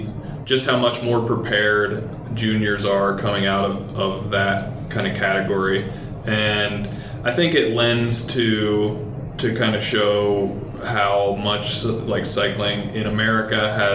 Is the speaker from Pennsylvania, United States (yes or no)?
yes; southeastern Pennsylvania, United States; also born or lived in Winston-Salem, North Carolina; now in Roanoke, United States; I grew up in Pennsylvania, southeastern PA.